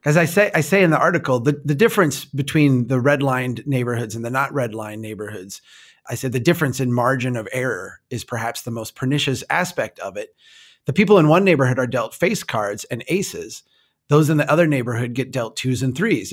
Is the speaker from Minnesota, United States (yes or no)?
yes; Minnesota, United States; I'm from Minnesota